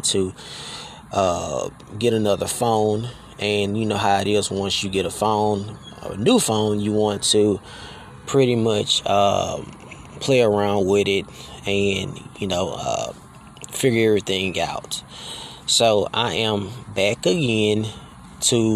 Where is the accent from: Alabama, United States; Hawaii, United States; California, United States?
Alabama, United States; now in Texas, United States; I am from Alabama. You know, I was raised in Alabama